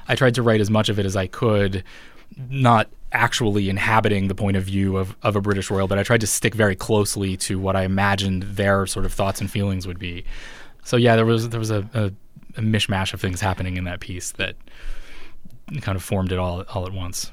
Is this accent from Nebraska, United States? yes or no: no; Ponca City, Oklahoma, United States; I grew up in a town called Ponca City, Oklahoma